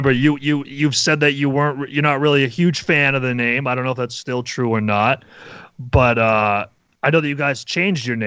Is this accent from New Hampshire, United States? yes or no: yes; New Hampshire, United States; I'm from New Hampshire.